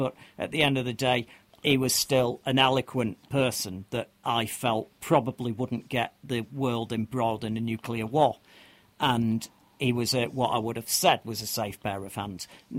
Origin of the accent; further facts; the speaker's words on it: United Kingdom; as a Brit